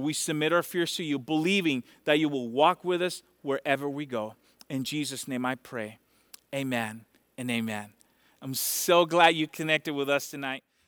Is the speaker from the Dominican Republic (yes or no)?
yes; Dominican Republic; moved away; I'm from Dominican Republic